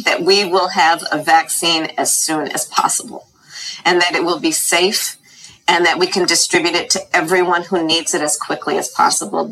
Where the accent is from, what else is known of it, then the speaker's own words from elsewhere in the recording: California, United States; this kid growing up in California